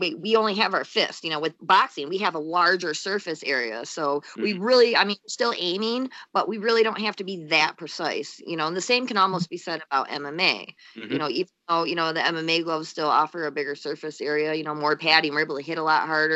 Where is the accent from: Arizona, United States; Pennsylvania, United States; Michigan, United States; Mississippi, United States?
Michigan, United States; Holly; now in Northern Michigan, United States; I'm originally from the Flint area, you know? Okay. Yeah, a little bit south of Flint, in a little town called Holly